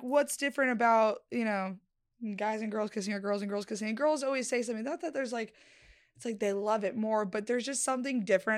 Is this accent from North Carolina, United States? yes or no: no; Connecticut, United States; moved away; also born or lived in Florida; I'm from Connecticut, like, originally before Florida